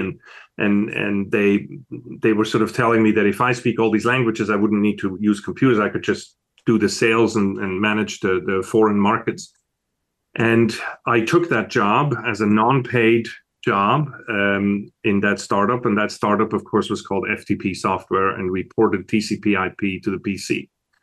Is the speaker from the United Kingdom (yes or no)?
no; Switzerland; moved away as an adult; also born or lived in Italy; now in United States; As you can tell from my accent, I wasn't born in America. I was born over in Switzerland, in Europe.